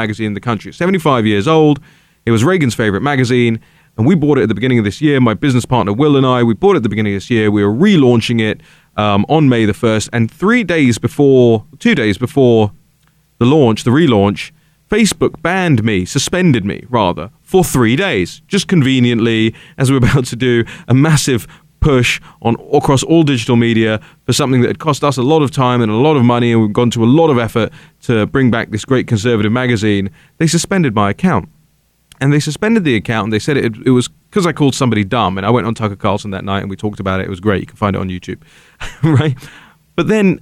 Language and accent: English; United Kingdom; now in United States; my country, where Britain is at the moment.